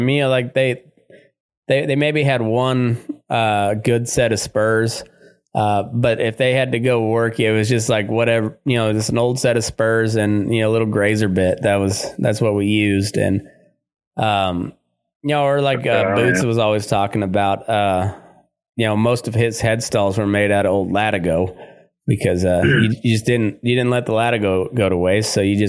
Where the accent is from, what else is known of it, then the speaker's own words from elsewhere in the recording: Great Plains, United States; up and towards to where I grew up in the Great Plains area, you didn't place a whole lot of value on a silver bit.